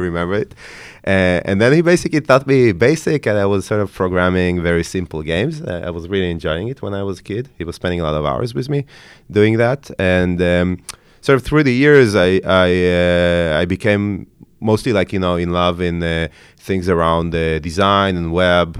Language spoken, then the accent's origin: English; Haifa, Haifa District, Israel; also born or lived in Ukraine; I grew up, uh, in Haifa, in, uh, in Israel, in the north of Israel.